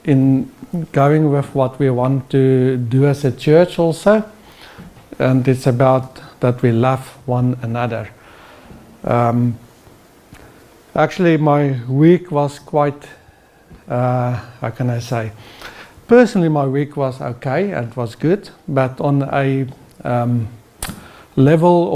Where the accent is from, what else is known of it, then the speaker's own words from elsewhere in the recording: South Africa; now in Norway; as a South African